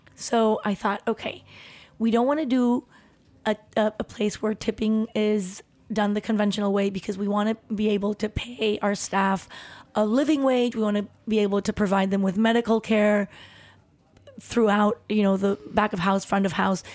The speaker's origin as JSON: {"language": "English", "town": "Tepoztlán", "region": "Morelos", "country": "Mexico", "tie": "born or raised there", "also_born_or_lived": "Chihuahua / Mexico City", "moved": "yes", "said": "we moved from Chihuahua when I was about three, four years old, and we w-, moved to Mexico City, and then we, uh, soon after m-, moved to Tepoztlán, which is where my brother and I grew up."}